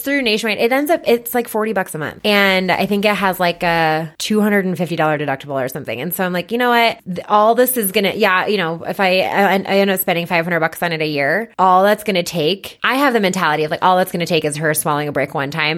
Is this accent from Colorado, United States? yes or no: yes; Boulder, Colorado, United States; I was born and raised in Boulder and I still live in Boulder